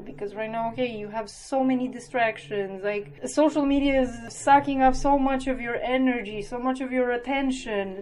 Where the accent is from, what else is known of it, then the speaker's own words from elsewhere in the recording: Romania; moved away as an adult; also born or lived in Cluj, Romania; now in Wroclaw, Poland; I'm originally from Romania, but I've been living in Poland now for oh, close to nine years.